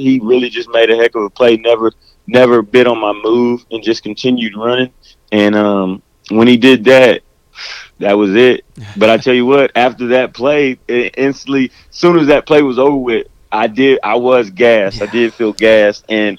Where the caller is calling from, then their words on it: Waco, Texas, United States; I'm actually at home in Waco, Texas.